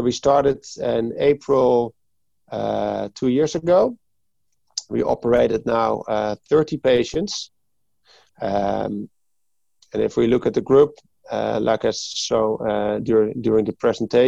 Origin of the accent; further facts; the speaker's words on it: Hoorn, North Holland, Netherlands; I'm from Hoorn, which is like 20 minutes from Amsterdam